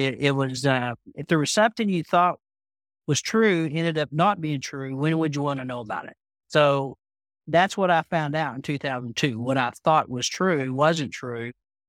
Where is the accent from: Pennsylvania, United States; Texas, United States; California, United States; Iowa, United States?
Texas, United States; Amarillo; from Amarillo, Texas. So I'm the West Texan of the bunch.